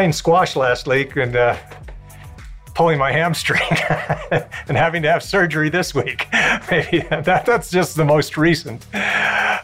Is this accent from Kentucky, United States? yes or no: no; Snowflake, Arizona, United States; growing up in Snowflake